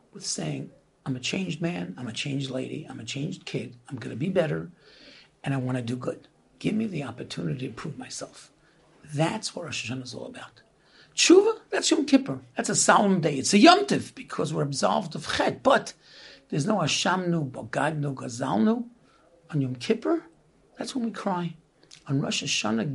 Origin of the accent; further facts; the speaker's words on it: New York City, New York, United States; So we grew up in Brooklyn